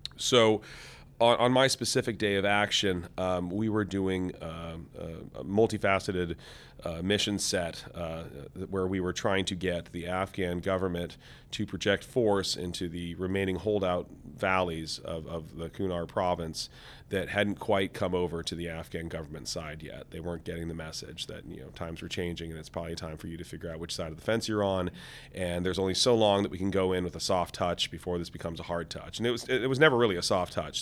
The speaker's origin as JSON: {"language": "English", "town": "Seattle", "region": "Washington", "country": "United States", "said": "I came from Seattle, Washington."}